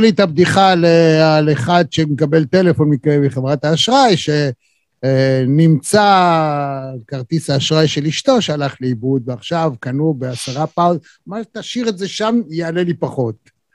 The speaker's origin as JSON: {"language": "Hebrew", "country": "Israel", "said": "אנחנו כישראלים"}